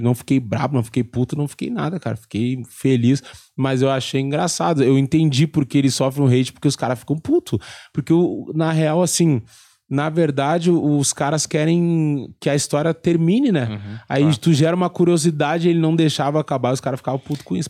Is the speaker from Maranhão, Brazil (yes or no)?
no; Rio Grande do Sul, Brazil; eu saí do Rio Grande do Sul